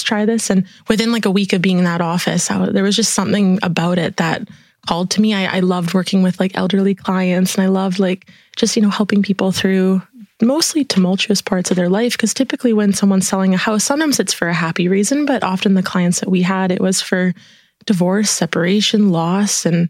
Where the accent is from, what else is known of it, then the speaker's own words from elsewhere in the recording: Prince Rupert, British Columbia, Canada; now in Kelowna, Canada; immigrated from Italy to Prince Rupert. So that was the little town that I was born and raised in on the coast of Canada